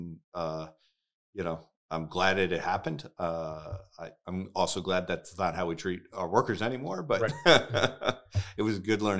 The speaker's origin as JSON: {"language": "English", "region": "New Jersey", "country": "United States", "tie": "born or raised there", "said": "Born and raised in New Jersey. Spent almost all my days in New Jersey. Northwest Jersey. Went to Warren Hills High School."}